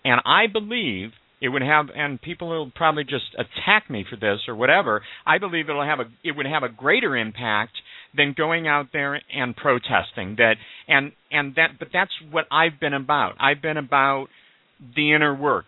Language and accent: English; Omaha, Nebraska, United States; I was raised Jewish in Omaha, Nebraska.